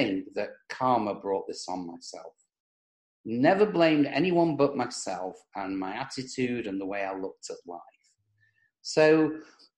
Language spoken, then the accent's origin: English; England, United Kingdom; moved away as an adult; now in United States; I was born in England, as you can probably tell from the accent